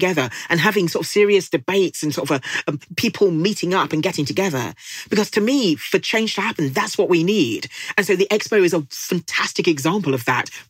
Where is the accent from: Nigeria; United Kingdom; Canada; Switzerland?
Nigeria; And I'm Nigerian and my husband is British